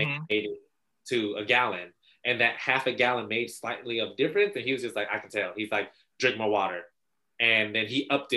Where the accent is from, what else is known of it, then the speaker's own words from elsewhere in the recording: the South, United States; we're from the South